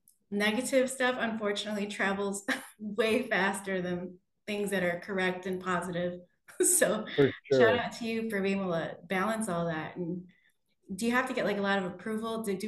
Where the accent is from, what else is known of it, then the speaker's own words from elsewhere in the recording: Philippines; I can definitely speak to the Philippines audience because I am Filipino